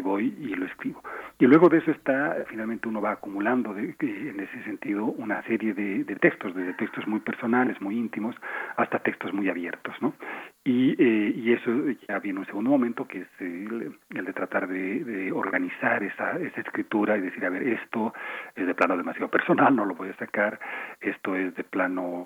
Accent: Bolivia; moved away as an adult; now in Mexico; Yo vivo en México, soy mexicano-boliviano

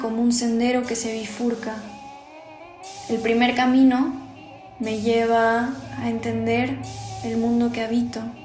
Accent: Texcoco, State of Mexico, Mexico; tengo 22 años, soy de Texcoco, Estado de México

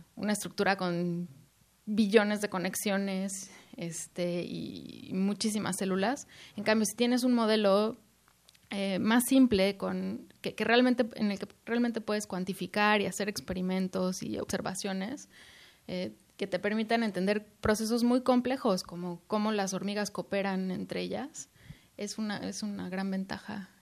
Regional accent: Mexico; moved away; estoy muy orgullosa de ser mexicana

